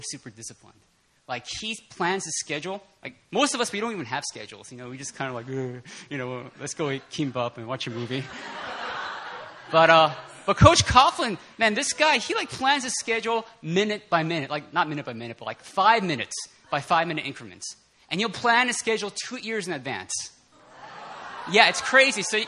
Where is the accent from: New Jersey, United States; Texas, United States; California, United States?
New Jersey, United States; New York; I'm from the New York, New Jersey area